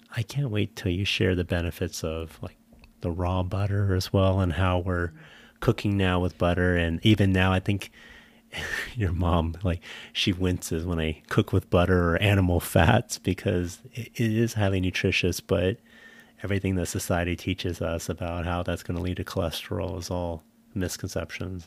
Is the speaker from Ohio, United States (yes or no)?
no; San Jose, California, United States; moved away; I grew up in a city, I grew up in San Jose